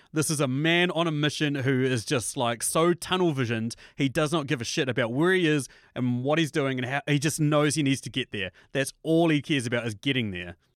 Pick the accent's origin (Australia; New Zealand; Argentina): New Zealand; as a New Zealander, obviously, as people can tell by my accent